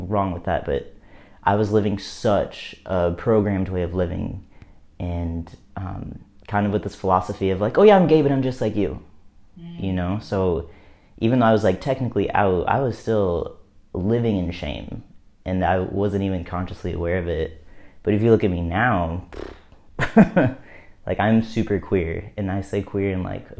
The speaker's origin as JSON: {"language": "English", "region": "Missouri", "country": "United States", "tie": "born or raised there", "said": "where I live, where I grew up in the Midwest in Missouri"}